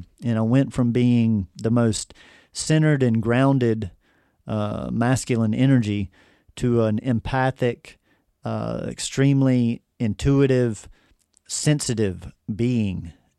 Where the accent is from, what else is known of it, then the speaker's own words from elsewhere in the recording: North Carolina, United States; Well, it all began back when I was born and raised in the Triad area of North Carolina, and I've lived here pretty much my whole life.